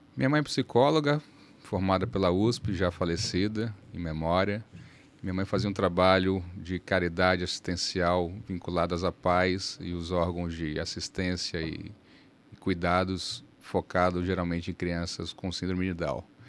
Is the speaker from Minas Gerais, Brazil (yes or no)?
no; Salvador, Bahia, Brazil; moved away as an adult; also born or lived in São Paulo; now in Manaus, Brazil; Em Salvador eu cresci, estudei e optei pela faculdade de Direito